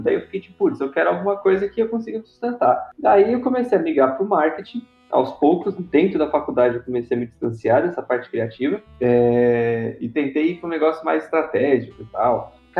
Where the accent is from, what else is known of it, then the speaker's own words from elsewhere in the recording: São Paulo, Brazil; Eu sou aqui de São Paulo